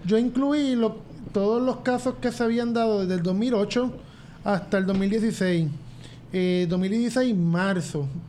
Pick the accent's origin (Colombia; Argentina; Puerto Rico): Puerto Rico